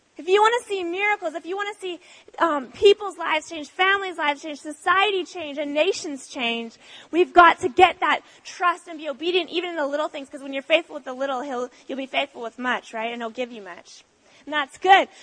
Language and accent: English; Canada; moved away as an adult; also born or lived in Australia; now in San Diego, United States; I'm actually Canadian though. Um, yes, we moved from Canada um, uh, like three years ago